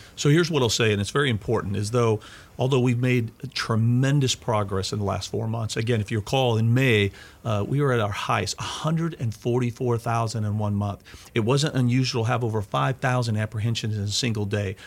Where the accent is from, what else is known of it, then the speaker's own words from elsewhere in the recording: Missouri, United States; Missouri, my, my home state